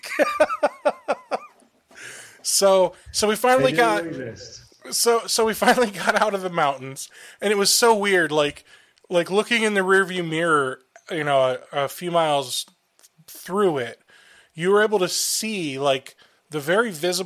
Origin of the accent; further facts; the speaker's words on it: Ohio, United States; I'm from Ohio